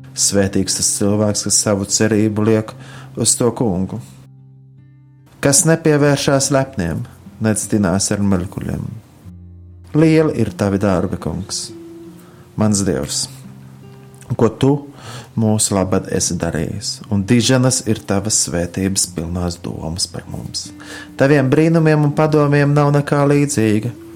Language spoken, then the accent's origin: Latvian; Latvia